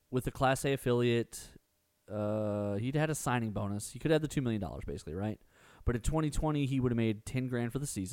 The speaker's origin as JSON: {"language": "English", "town": "Spring", "region": "Texas", "country": "United States", "tie": "born or raised there", "said": "growing up in Spring"}